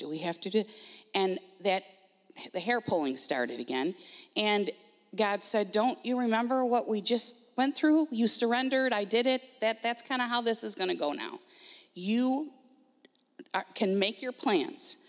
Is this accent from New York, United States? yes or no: yes; Grand Island, New York, United States; moved away; We are originally from Grand Island, New York